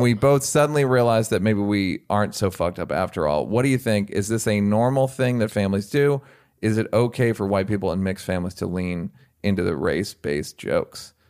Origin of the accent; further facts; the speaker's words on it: United States; I'm an American